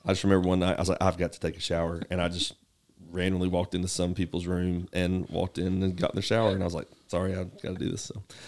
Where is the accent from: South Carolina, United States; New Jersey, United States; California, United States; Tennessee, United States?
Tennessee, United States; Knoxville; moved away; I grew up in Knoxville, uh, born and raised Govals, uh, in East Tennessee